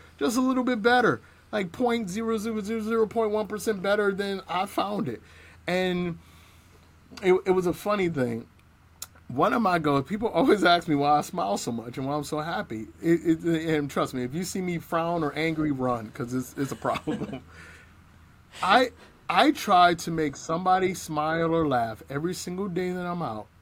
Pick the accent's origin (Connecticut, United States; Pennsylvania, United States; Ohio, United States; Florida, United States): Ohio, United States; East Cleveland; I grew up in East Cleveland in the 80s and 90s